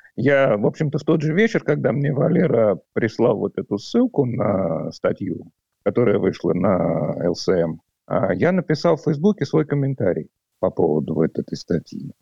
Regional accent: Moscow, Russia; moved away as an adult; now in Latvia; Я родом из Москвы. В Латвию я переехал в начале 2013 года

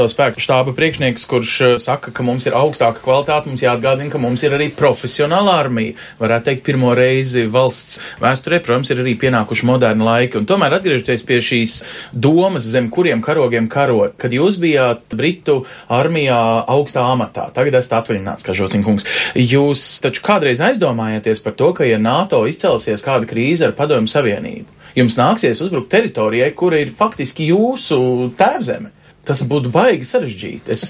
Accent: Latvia; Mēs visi esam latvieši, bet dažkārt bijuši dažādās frontes pusēs.

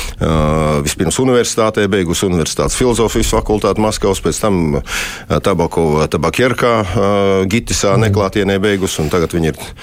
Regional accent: Latvia; moved away; also born or lived in Moscow, Russia; es esmu Latvijas latvietis

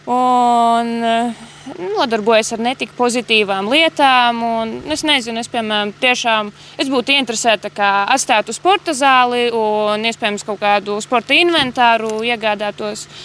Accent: Murmastiene parish, Varakļāni Municipality, Latvia; es neesmu no Vērkļāniem, es esmu no Murmastienes pagasta.

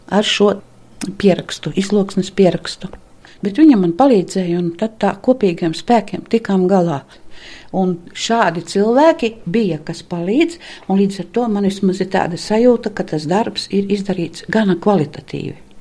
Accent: Ziemeri parish, Malēnija, Vidzeme, Latvia; accent: Malēnian; also born or lived in Riga; Ziemera pagasta krieviņu pusmuižā, un mūsu mājas par priedniekiem sauca. Tur es esmu dzimusi.

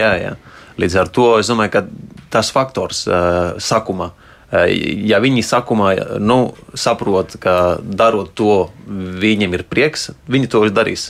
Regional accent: Spain; Latvian is a second language; now in Latvia; es esmu dzimis, aud, audzis Spānijā

